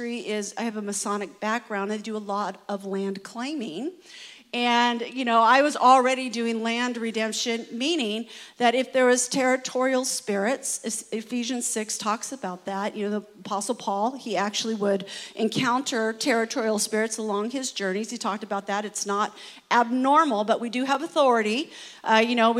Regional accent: California, United States; I am from, you know, sunny California.

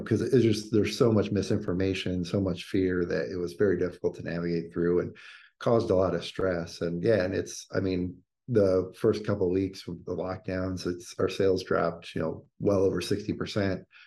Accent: Indiana, United States; growing up in Indiana, working at Bob Evans

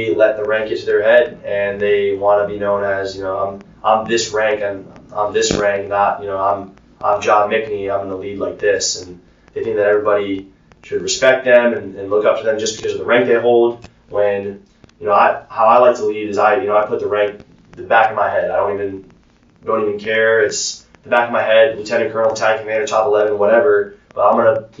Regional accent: Clifton Park, New York, United States; moved away as an adult; also born or lived in Albany, New York; now in Charleston, United States; I am from Clifton Park, New York. I went to a small military high school in Albany, New York

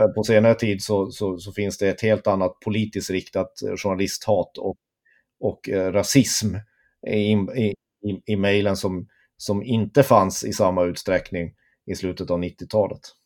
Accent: Tornedalen, Norrbotten County, Sweden; jag är halvt uppvuxen i Tornedalen, och i Torne, vid Torneälven

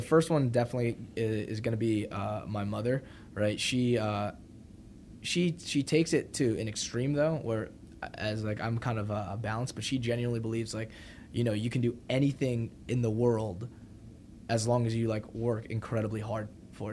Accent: New Jersey, United States; also born or lived in New Brunswick, New Jersey / North Brunswick, New Jersey; now in Austin, United States; grew up in New Jersey

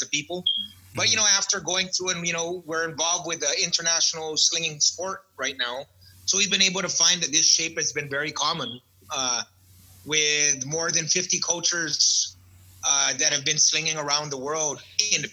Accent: Guam; growing up on Guam, I'd say just about every kid has been into several street fights in their life

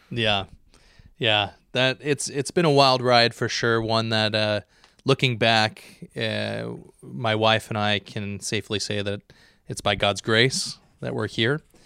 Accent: Dallas, Oregon, United States; now in Escalon, United States; I grew up in Dallas, Oregon

